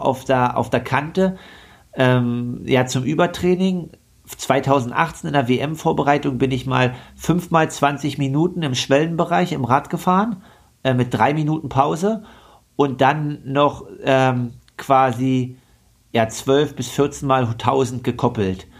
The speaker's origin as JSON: {"language": "German", "town": "Leipzig", "region": "Saxony", "country": "Germany", "said": "als Leipziger fährt man ja nicht so oft ins Skilager"}